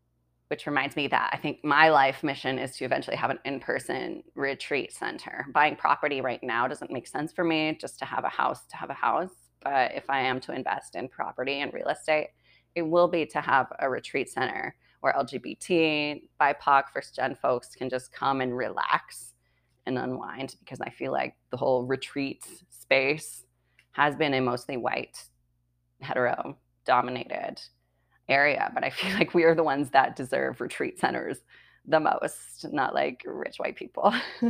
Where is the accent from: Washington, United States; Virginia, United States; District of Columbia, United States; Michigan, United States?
Washington, United States; white people music that I grew up with because I grew up in Eastern Washington State.